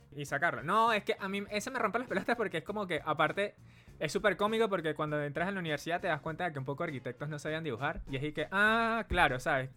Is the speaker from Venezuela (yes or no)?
yes; Venezuela; now in Santiago, Chile; Soy venezolano y actualmente vivo en Santiago